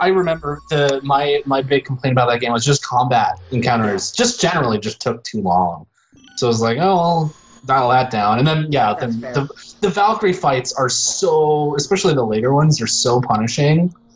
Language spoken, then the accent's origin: English; Phoenix, Arizona, United States; I grew up in Phoenix